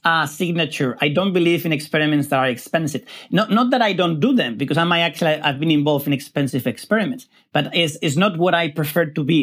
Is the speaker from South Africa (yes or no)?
no; Spain; moved away; I come from Spain